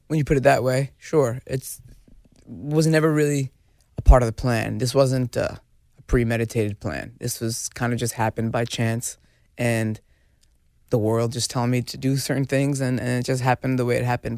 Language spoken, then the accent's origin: English; New Jersey, United States; I was growing up in Jersey with a bunch of knuckleheads